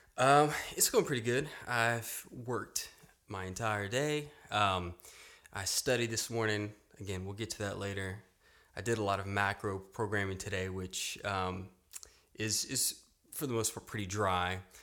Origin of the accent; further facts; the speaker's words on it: Louisiana, United States; now in Austin, United States; I grew up in Louisiana